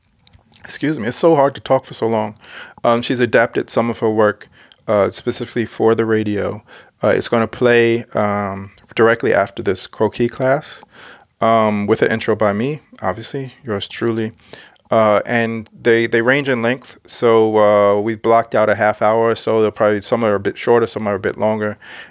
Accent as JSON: {"language": "English", "town": "Yonkers", "region": "New York", "country": "United States", "tie": "born or raised there", "also_born_or_lived": "Brooklyn", "moved": "as an adult", "said": "New York is my hometown"}